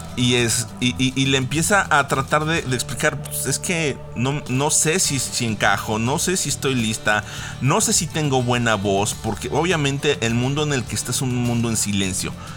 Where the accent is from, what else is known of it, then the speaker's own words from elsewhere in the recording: Mexico; como mexicanos